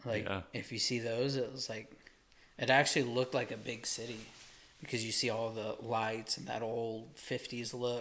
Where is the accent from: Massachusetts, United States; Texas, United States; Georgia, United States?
Texas, United States; Amarillo; I'm from here